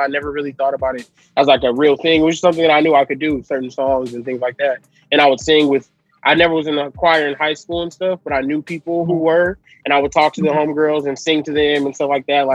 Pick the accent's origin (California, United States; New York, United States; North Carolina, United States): California, United States; Los Angeles; also born or lived in San Bernardino, California; I'm from Los Angeles originally. I was born at St. John's Hospital in Los Angeles